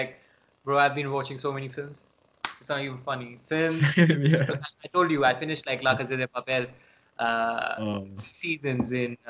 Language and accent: English; London, United Kingdom; knew that I was from this thing. I was from London.